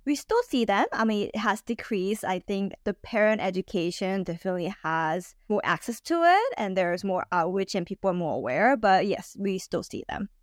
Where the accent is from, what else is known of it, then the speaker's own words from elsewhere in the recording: California, United States; moved away; also born or lived in Texas; I grew up in California